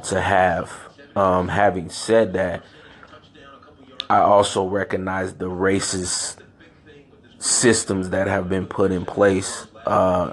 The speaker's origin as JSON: {"language": "English", "town": "San Francisco", "region": "California", "country": "United States", "tie": "born or raised there", "also_born_or_lived": "Chicago, Illinois", "said": "I grew up in San Francisco, California"}